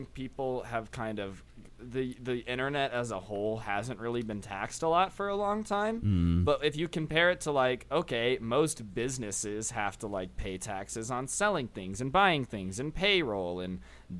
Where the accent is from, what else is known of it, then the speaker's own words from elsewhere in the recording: United States; I'm American.